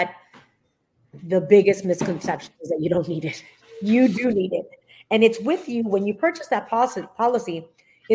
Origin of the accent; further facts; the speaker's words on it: Miami, Florida, United States; I am a Florida native, born and raised in Miami